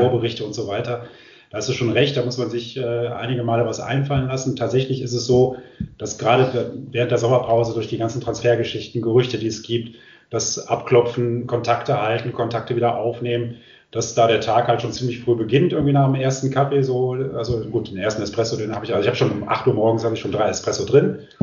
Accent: Düsseldorf, North Rhine-Westphalia, Germany; moved away; ich komme ursprünglich aus Düsseldorf

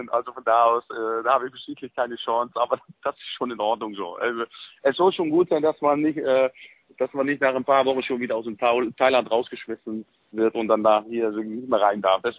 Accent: Netherlands; German is a second language; now in Germany; einfach hier wohl gefühlt und dann irgendwann nach 30 Jahren ist man auch ein bisschen mehr Deutscher als Holländer.

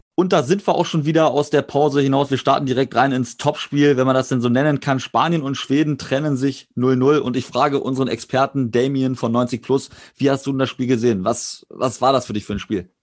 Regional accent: Germany; als Deutscher

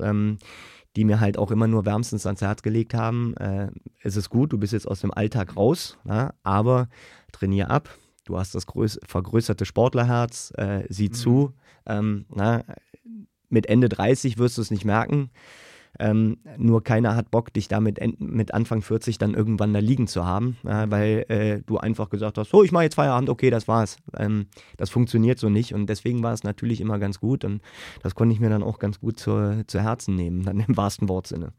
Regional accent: Königswinter, North Rhine-Westphalia, Germany; also born or lived in Siegburg / Düsseldorf; ich bin in Siegburg geboren, Königswinter aufgewachsen.

